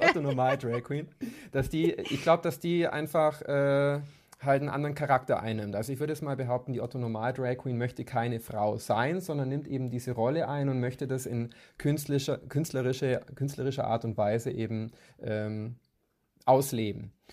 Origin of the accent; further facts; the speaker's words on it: Kempten, Bavaria, Germany; moved away as an adult; now in Munich, Germany; ich komme ursprünglich aus Kempten im Allgäu